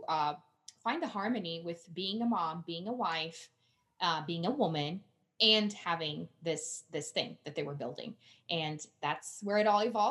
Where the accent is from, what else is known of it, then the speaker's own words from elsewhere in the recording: Brazil; English is a second language; now in Colorado, United States; I'm originally from Brazil